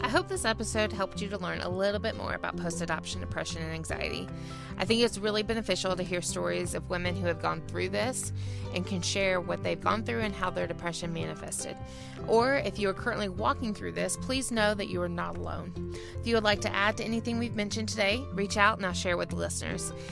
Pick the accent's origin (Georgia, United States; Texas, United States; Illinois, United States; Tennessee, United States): Georgia, United States; accent: Southern; I'm from Georgia